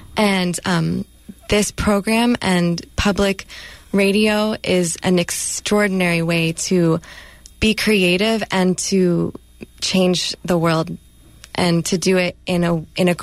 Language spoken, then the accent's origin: English; Oakland, California, United States; born and raised in Oakland